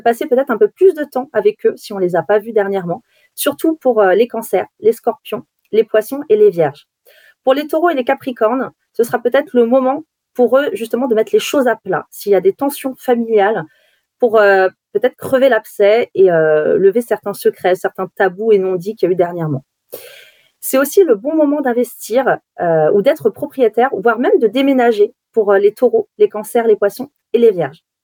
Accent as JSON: {"language": "French", "region": "Brittany", "country": "France", "said": "quand on est euh, de Bretagne"}